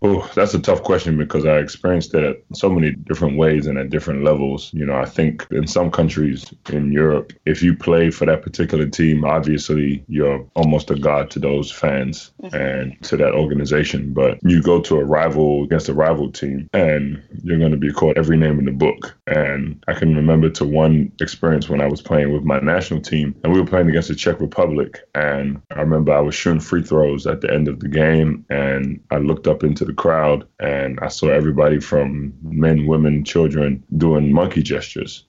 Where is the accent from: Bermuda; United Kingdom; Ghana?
Ghana; moved away; also born or lived in Washington D.C., United States; my home country